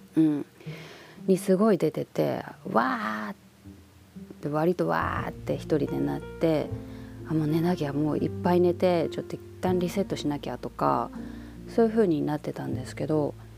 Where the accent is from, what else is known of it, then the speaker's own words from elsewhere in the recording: Japan; moved away as an adult; 私やっぱ生まれもあとその育ちも、まあ、18ぐらいまでいた故郷ですからやっぱここの人間